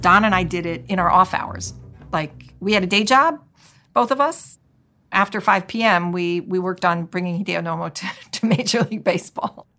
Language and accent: English; San Francisco, California, United States; I was born and raised in San Francisco, and I brought my whole family who are rabid Giants fans